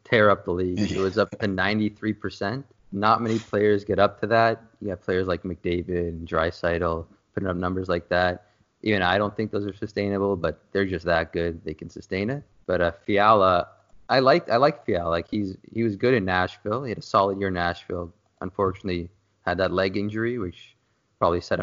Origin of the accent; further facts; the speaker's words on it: Toronto, Ontario, Canada; I am from Toronto